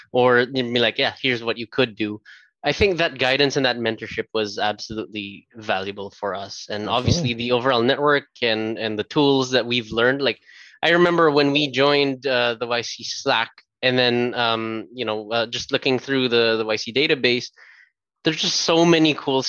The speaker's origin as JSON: {"language": "English", "country": "Canada", "said": "That was us being Canadian, by the way."}